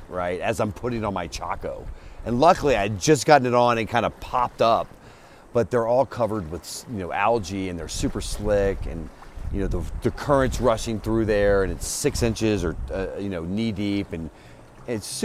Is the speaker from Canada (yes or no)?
no; New Orleans, Louisiana, United States; moved away as an adult; also born or lived in Telluride, Colorado; now in Boulder, United States; I grew up in Louisiana, which is from New Orleans, and that's kind of my soul